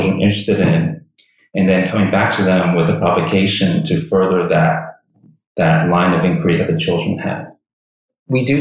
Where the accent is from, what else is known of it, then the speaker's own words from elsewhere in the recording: United States; moved away as an adult; also born or lived in New York / New Jersey; now in Taipei, Taiwan; I was born and raised in New York, New Jersey, and I spent my whole life in those two states up until, I guess it's almost 6 years now